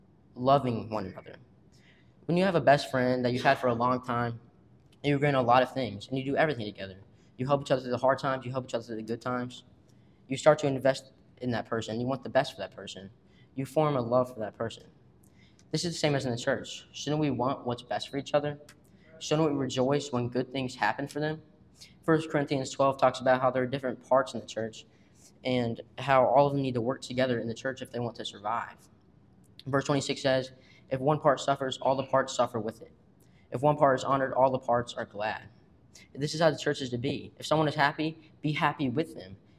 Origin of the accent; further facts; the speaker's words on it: Washington, Missouri, United States; I'm from Washington, Missouri.